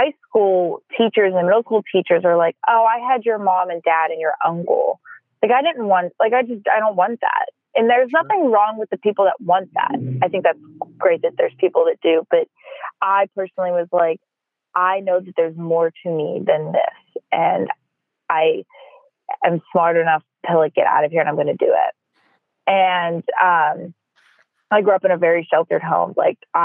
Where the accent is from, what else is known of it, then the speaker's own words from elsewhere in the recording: about an hour south of Pittsburgh, Pennsylvania, United States; moved away; also born or lived in Los Angeles; I was born and raised about an hour south of Pittsburgh, in the true steel mill land.